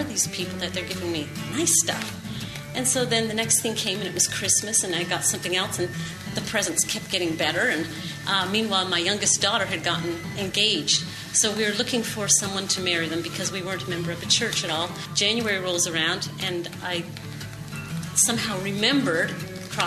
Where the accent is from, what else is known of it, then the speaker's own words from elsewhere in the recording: Canada; moved away; I'm originally from Canada, and my parents used to take us to church every week